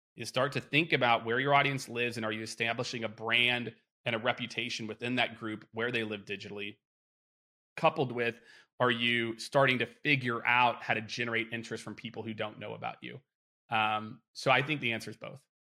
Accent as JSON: {"language": "English", "region": "Midwest", "country": "United States", "tie": "born or raised there", "said": "growing up in the Midwest"}